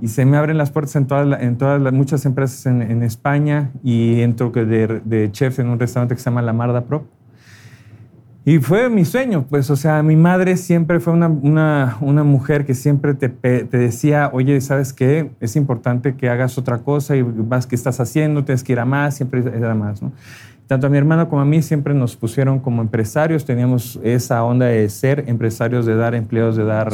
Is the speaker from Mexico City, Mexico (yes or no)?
yes; Mexico City, Mexico; yo soy oriundo de la Ciudad de México